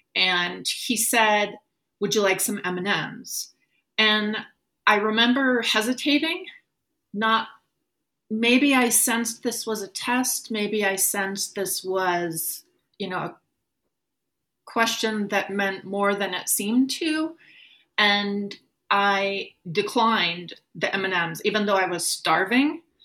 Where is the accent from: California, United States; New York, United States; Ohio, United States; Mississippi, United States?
California, United States; Oakland; moved away as an adult; also born or lived in Berkeley; now in Naples, United States; I was born on April 10th, 1968, in an Oakland hospital